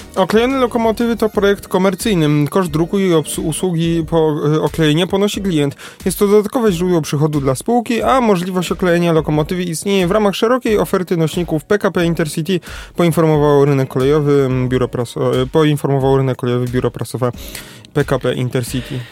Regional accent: Kraków, Lesser Poland, Poland; jestem z Krakowa

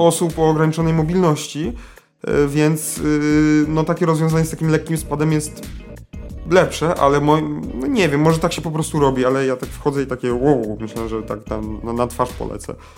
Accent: Lesser Poland, Poland; my z Małopolski

